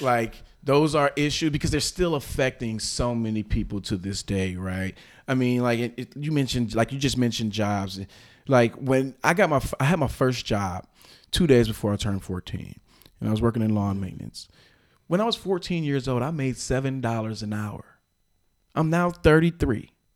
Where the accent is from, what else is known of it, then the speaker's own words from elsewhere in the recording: Milwaukee, Wisconsin, United States; I've been born and raised here in the city of Milwaukee, Milwaukee County